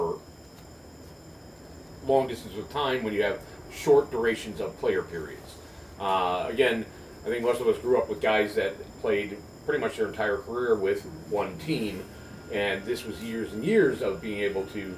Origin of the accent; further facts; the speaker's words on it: Chicago, Illinois, United States; I grew up in the Chicagoland area.